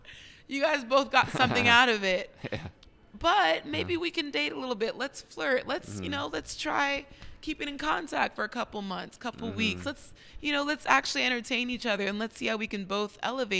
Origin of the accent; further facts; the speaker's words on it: United States; realizing that I'm not a Black Brazilian, but that I'm an American.